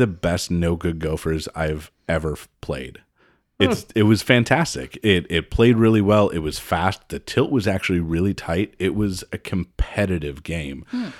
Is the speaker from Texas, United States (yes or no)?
no; Appleton, Wisconsin, United States; I mean, I'm from Appleton, Wisconsin. You know, there's not much else to do there except to get married young and have kids about a week later.